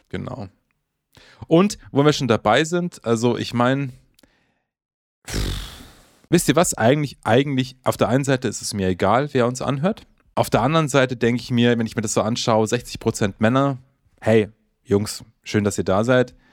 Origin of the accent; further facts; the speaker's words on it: Bavaria, Germany; immerhin kommen wir aus Bayern.